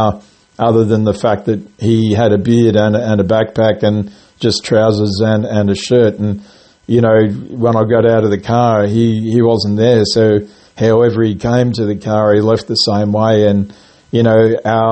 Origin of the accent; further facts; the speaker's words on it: Grafton, New South Wales, Australia; now in Gold Coast, Australia; where I was born and raised, in a town called Grafton in New South Wales